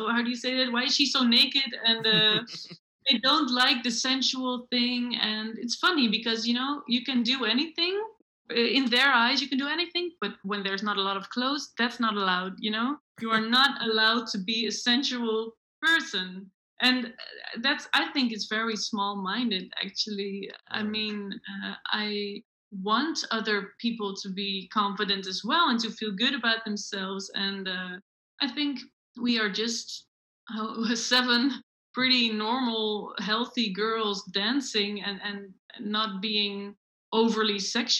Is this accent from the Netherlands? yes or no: yes; Netherlands; now in Belgium; The thing is, I moved from Holland to Belgium.